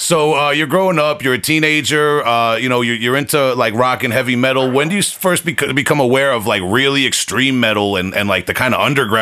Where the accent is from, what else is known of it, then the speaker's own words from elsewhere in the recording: East Coast, United States; I grew up on the East Coast